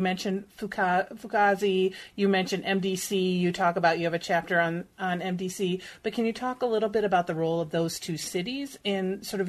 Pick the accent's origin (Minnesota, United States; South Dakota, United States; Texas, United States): Minnesota, United States; Minneapolis; I grew up in Minneapolis, right?